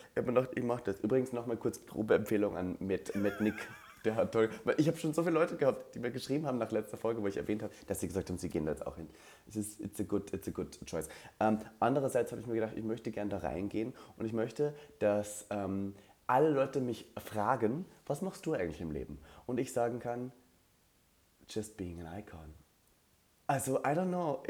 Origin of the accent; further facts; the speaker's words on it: Linz, Upper Austria, Austria; moved away as an adult; now in Berlin, Germany; Ich sitze gerade im Badezimmer meiner Heimat in Österreich, Linz-Oberösterreich